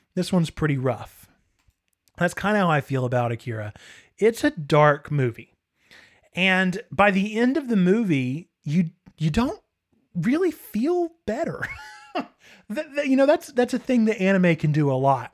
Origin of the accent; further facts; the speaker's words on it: United States; as American consumers